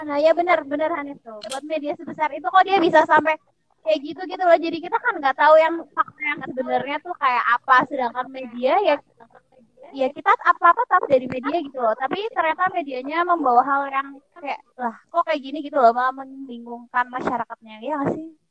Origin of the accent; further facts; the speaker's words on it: Purbalingga, Central Java, Indonesia; asalnya sama kayak daerah aku kan, Purbalingga